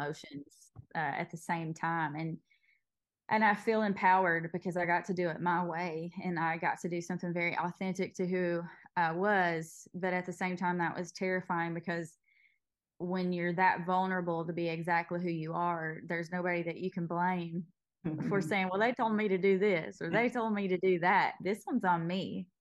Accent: Knott County, Eastern Kentucky, United States; I grew up in Knott County

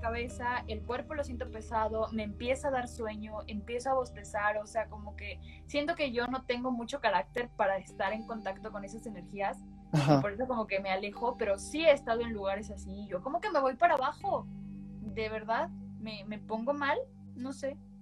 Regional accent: Mexico; somos mexicanos, somos católicos

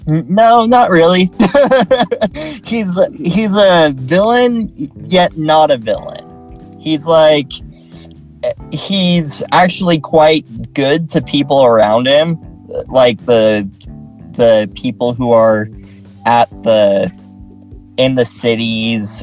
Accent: Utah, United States; also born or lived in San Antonio, Texas; I'm from Utah.

